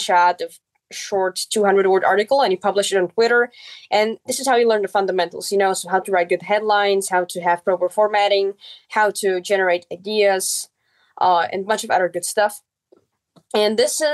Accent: Czechia; first language Czech; English is a second language; I set up a blog in my mother tongue, which is Czech.

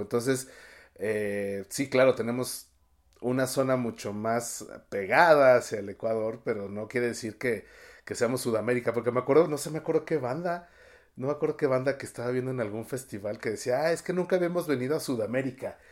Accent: Mexico City, Mexico; yo que soy chilango

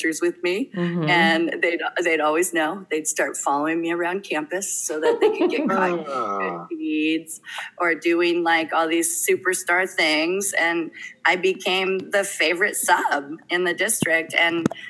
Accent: Carpinteria, California, United States; I'm from Carpinteria, this little hometown

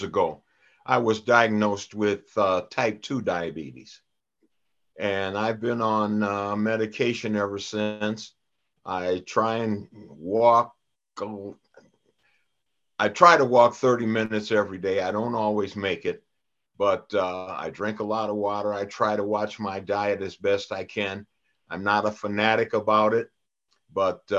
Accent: Minneapolis, Minnesota, United States; also born or lived in Brooklyn, New York; we came back to Minneapolis after my father died when I was 18 months old. But, wow, you know, 18 months old, I'm a native.

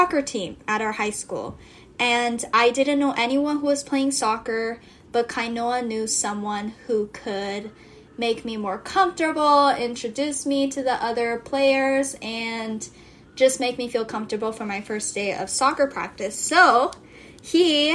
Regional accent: Kailua-Kona, Hawaii, United States; We're from Big Island of Hawaii. Wesai konasai. Kailua Kona. So when we say home, that's where we're referencing

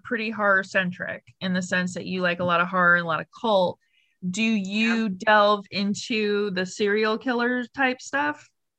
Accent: Florida, United States; my hometown, Florida

